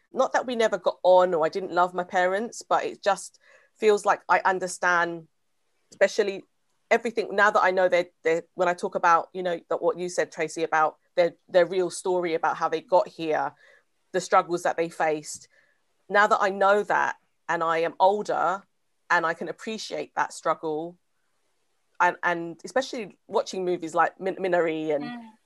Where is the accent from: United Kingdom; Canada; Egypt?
United Kingdom; England; I'm British.